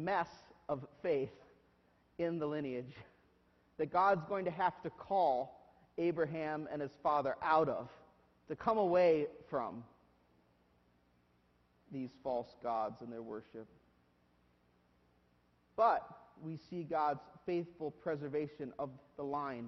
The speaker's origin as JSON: {"language": "English", "country": "United States", "said": "as modern day Americans"}